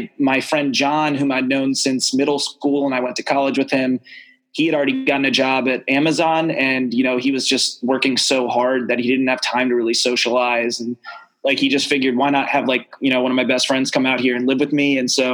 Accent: Ellicott City, Maryland, United States; first language American Sign Language; also born or lived in Harlem, New York City; now in New York City, United States; I'm from Baltimore, a little bit outside of Baltimore, in like a suburb, like a satellite city outside of Baltimore. Ellicott City. We're famous for floods.

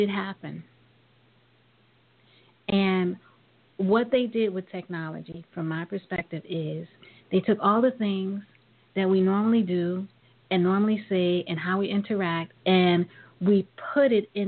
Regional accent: New York, United States; growing up in New York

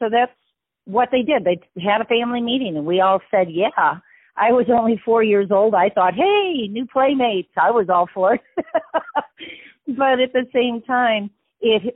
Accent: Wisconsin, United States; I am from the Midwest and from the Wisconsin area

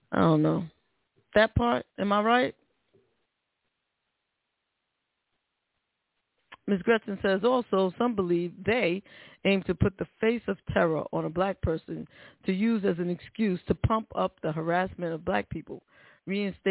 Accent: New York City, New York, United States; that's my hometown. That's my hometown. And born and raised, still work in New York

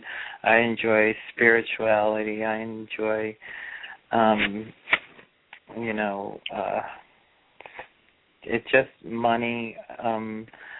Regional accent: Chicago, Illinois, United States; I was born at 432 in Illinois, Chicago

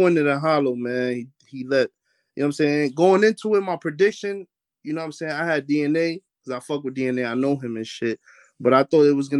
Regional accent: Bridgeport, Connecticut, United States; also born or lived in Bronx, New York; I'm from the Bronx, but I was raised in Bridgeport, Connecticut

